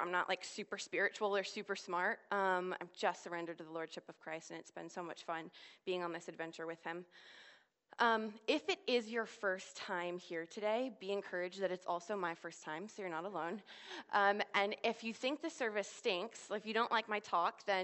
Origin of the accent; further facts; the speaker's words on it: Washington, District of Columbia, United States; moved away as an adult; now in Oxford, United Kingdom; I'm from the Washington, D.C. area